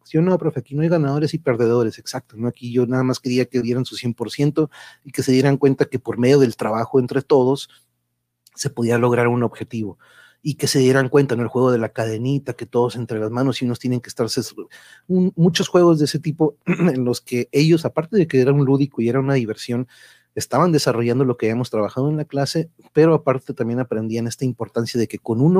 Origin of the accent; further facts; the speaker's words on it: Reynosa, Tamaulipas, Mexico; Ahí está, mira, sí, soy de Reynosa, tan bonitas, pero, este, sí, han dado de aquí para allá y para acá.